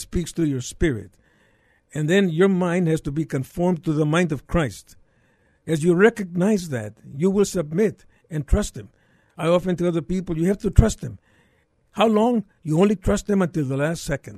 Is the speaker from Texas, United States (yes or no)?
yes; McAllen, Texas, United States; moved away as an adult; now in San Antonio, United States; I was born in McAllen many years ago